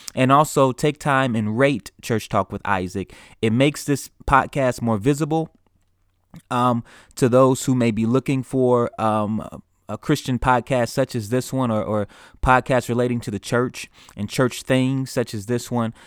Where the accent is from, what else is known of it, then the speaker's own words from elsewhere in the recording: United States; as an American, uh, in the United States